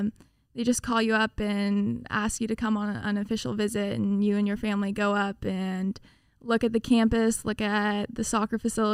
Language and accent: English; Las Vegas, Nevada, United States; also born or lived in Houston, United States; Well, I grew up in Las Vegas, and so I started at a rec team there, and then I played club soccer for a year, and then I moved to Houston